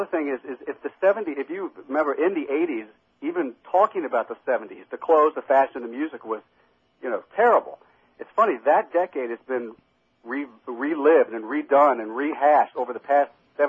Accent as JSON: {"language": "English", "region": "Ohio", "country": "United States", "tie": "born or raised there", "moved": "yes", "said": "I come from Ohio"}